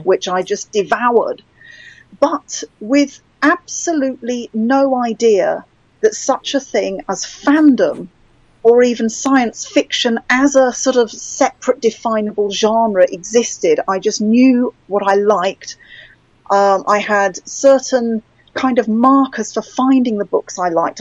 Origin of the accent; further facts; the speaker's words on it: United Kingdom; I'm British.